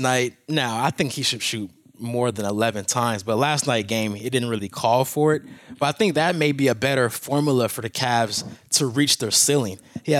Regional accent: Michigan, United States; Growing up in Michigan.

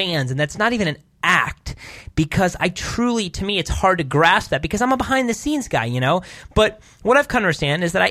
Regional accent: Ohio, United States; moved away as an adult; now in Los Angeles, United States; I've came so far from Ohio and I'm living this dream and from my hometown

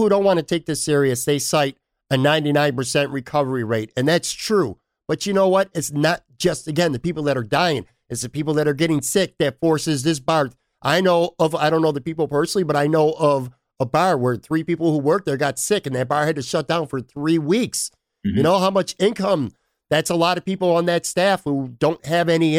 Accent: Buffalo, New York, United States; moved away; the West Side. It's my hometown.

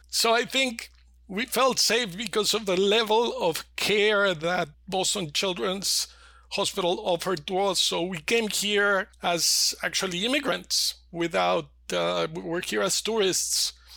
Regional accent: Mexico City, Mexico; I was born and raised in Mexico City.

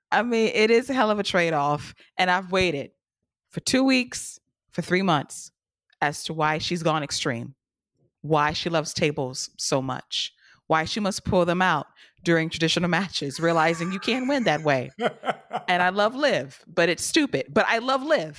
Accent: Atlanta, Georgia, United States; Center Stage in Atlanta? Can we go to my hometown

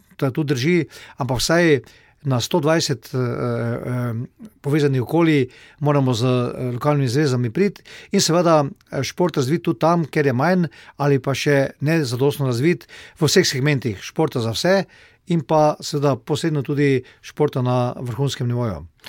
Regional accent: Slovenia

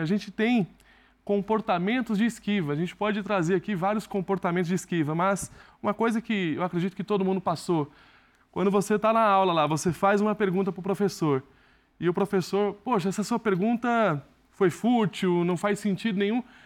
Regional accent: Barreiras, Bahia, Brazil; eu tenho muito orgulho de ser de Barreiros, foi a cidade que me acolheu, foi a cidade que me fez evoluir

